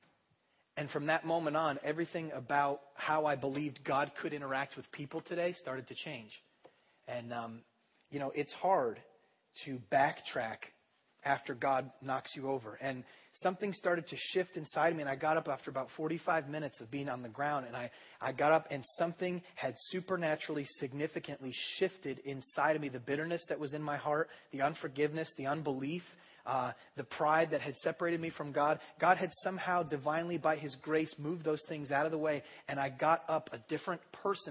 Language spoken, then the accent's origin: English; United States; I'm an American.